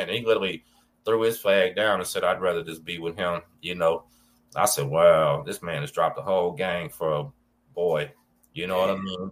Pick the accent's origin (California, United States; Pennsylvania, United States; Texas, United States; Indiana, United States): Texas, United States; Galveston; I'm from Galveston